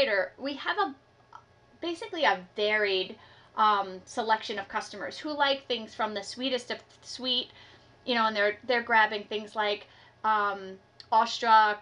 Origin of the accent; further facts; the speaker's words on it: New York City, New York, United States; moved away as an adult; now in Hudson Valley, United States; I grew up in New York City